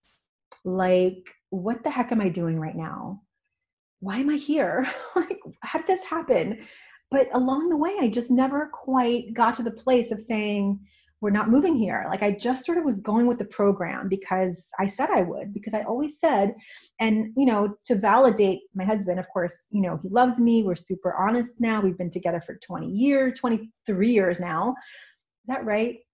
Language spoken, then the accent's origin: English; New York, United States; moved away as an adult; also born or lived in California; now in Washington, United States; I grew up in New York and I moved to California for the sunshine.